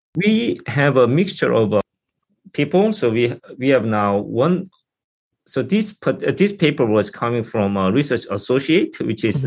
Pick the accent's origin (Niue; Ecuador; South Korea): South Korea; moved away as an adult; now in United States; I'm from South Korea originally, and I went to Seoul University